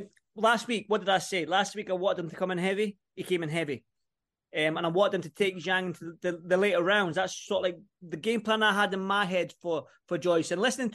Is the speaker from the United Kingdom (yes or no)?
yes; Edinburgh, Scotland, United Kingdom; I'm from Edinburgh, Joe, right?